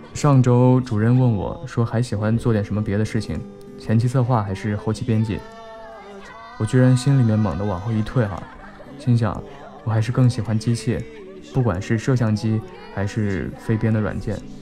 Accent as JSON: {"language": "Chinese", "region": "Fujian", "country": "China", "said": "身为福建人"}